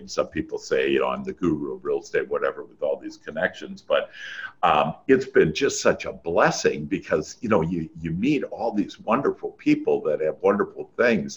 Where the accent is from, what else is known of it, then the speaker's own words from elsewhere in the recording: Wisconsin, United States; moved away; I'm originally from Wisconsin. That's where that accent is